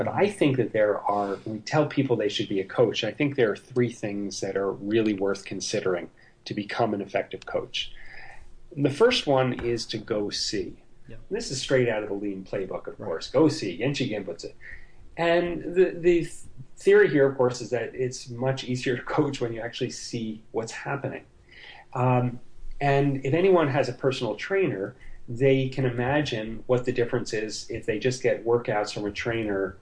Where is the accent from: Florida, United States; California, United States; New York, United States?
New York, United States; I'm from New York, and so I'm a New York Jet fan